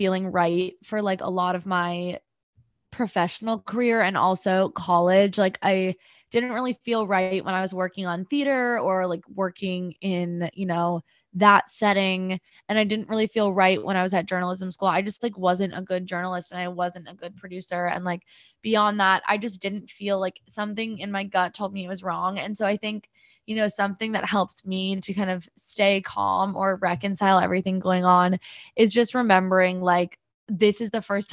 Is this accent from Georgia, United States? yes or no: no; New Jersey, United States; moved away as an adult; also born or lived in Michigan / New York; I'm originally from New Jersey. I grew up there, was born and raised in Central Jersey